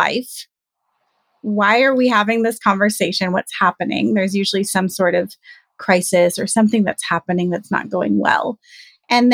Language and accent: English; Southern California, United States; I am born and raised in Southern California